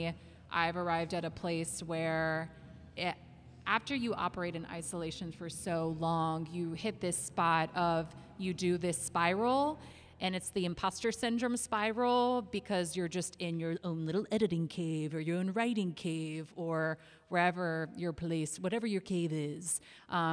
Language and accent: English; Charlotte, North Carolina, United States; I am from Charlotte originally, and when I first moved back